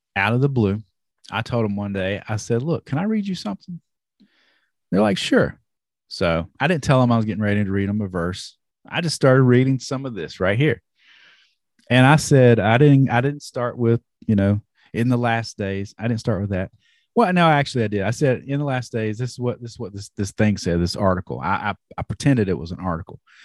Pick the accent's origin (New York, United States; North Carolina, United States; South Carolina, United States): North Carolina, United States; I'm from North Carolina